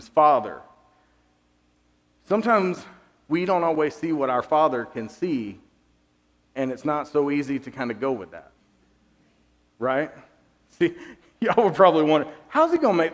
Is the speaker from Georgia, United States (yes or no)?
yes; Georgia, United States; I grew up in Georgia.